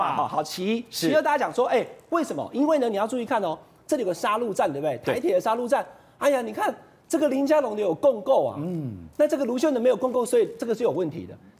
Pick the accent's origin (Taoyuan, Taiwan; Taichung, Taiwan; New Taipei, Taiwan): Taichung, Taiwan; 俊相哥，我台中人，台中已经有绿线了，